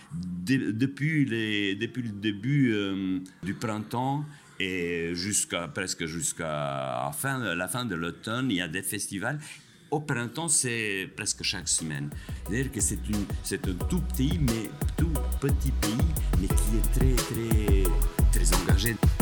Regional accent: Kosovo; also born or lived in France; now in Spain; je suis kosovar d'origine, je suis euh, français d'adoption, je suis espagnol de résidence

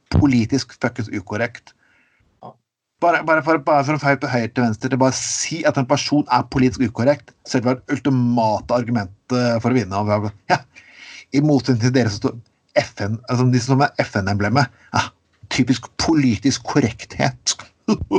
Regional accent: Skien, Telemark, Norway; accent: Grenland dialect; moved away as an adult; Jeg, jeg vokste opp i, i Grenland

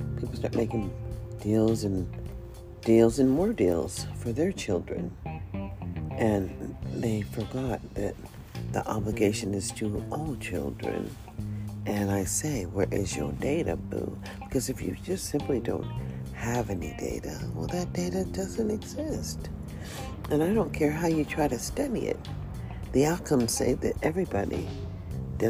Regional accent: United States; I am only an American

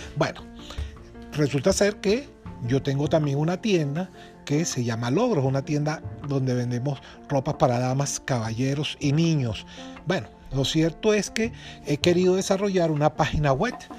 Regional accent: Venezuela; de aquí, de mi tierra, Venezuela

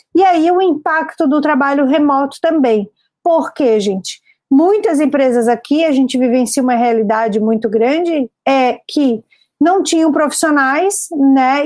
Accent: Florianópolis, Santa Catarina, Brazil; sou aqui natural de Florianópolis

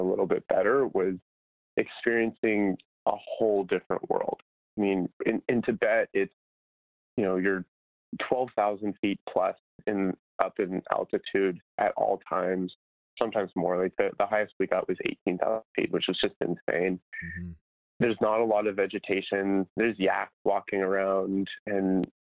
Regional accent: Idaho, United States; moved away; I'm from Idaho originally

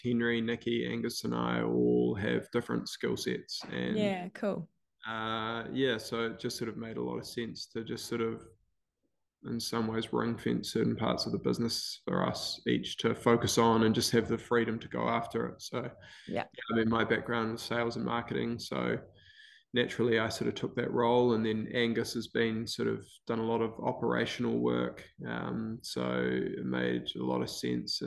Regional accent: Wellington, New Zealand; I grew up in Wellington.

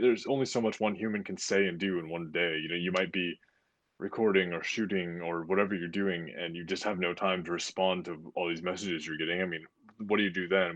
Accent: United States

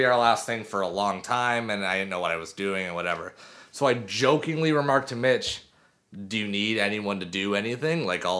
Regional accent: Sutton, Ontario, Canada; we grew up in Sutton

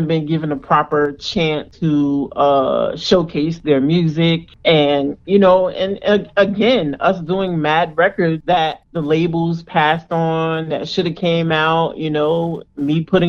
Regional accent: Englewood, New Jersey, United States; I'm from Inglewood

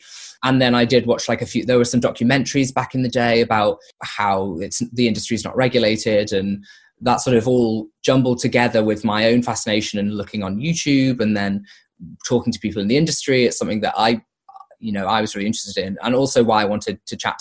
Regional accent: near Liverpool, North West England, United Kingdom; moved away; my hometown near Liverpool

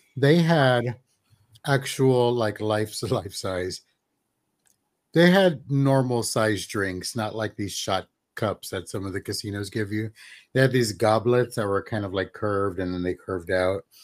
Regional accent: San Antonio, Texas, United States; Growing up in San Antonio

